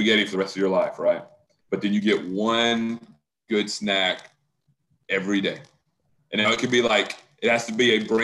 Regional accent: the South, United States; being a Southerner

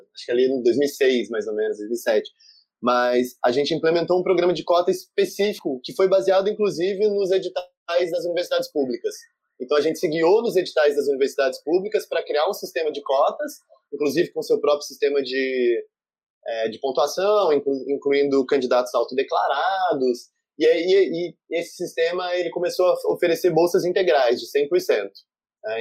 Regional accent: São João da Boa Vista, São Paulo, Brazil; moved away as an adult; now in Rio de Janeiro, Brazil; Eu sou do interior de São Paulo, numa família de classe média baixa, e vivia a minha vida toda com uma mãe sola

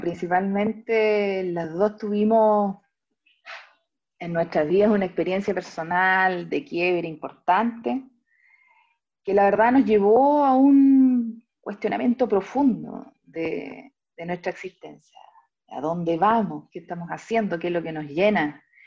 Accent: Talca, Maule, Chile; now in Santiago, Chile; nací y criada en Talca, hoy día viviendo acá en Santiago, en la comuna de Ñuñoa.

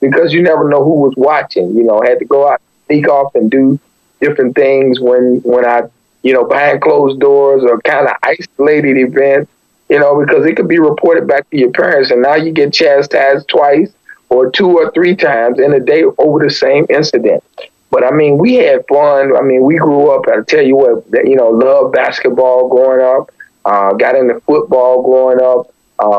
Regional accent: East Chicago, Indiana, United States; moved away as an adult; also born or lived in St. Augustine, Florida; now in Daytona Beach, United States; I actually grew up in East Chicago, which is actually in Indiana.

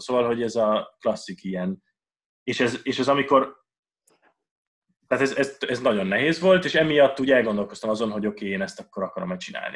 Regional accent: Budapest, Hungary; also born or lived in Vienna; én Budapesten nőttem föl

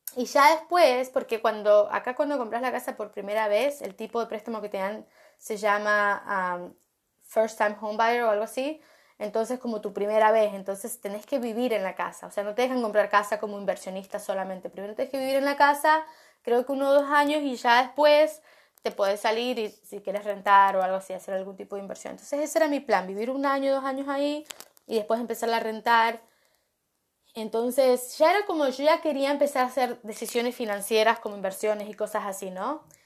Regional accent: Argentina; Cuando yo estaba creciendo en Argentina con mi familia, la verdad que no teníamos mucha plata

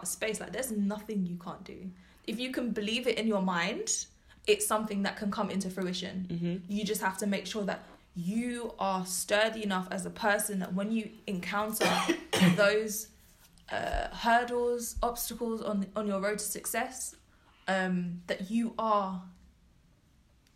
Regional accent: London, United Kingdom; we are from London

